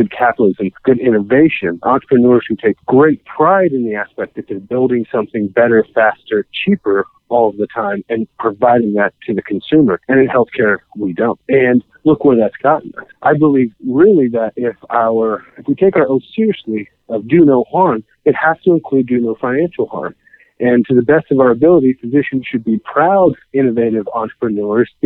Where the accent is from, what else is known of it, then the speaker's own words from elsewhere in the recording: Kansas, United States; I'm born and raised in Kansas